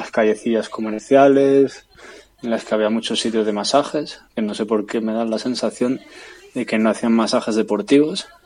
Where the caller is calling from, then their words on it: Leeds, Yorkshire and the Humber, United Kingdom; de Leeds